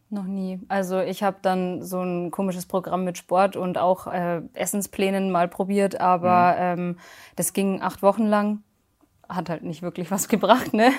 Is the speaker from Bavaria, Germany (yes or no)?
yes; near Munich, Bavaria, Germany; ich komme aus der Nähe von München